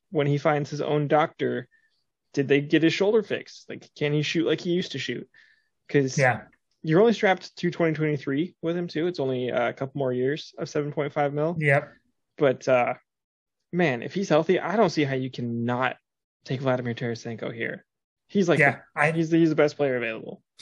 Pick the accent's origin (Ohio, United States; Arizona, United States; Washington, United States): Washington, United States; Bonney Lake; juniors then like growing up in Bonney Lake.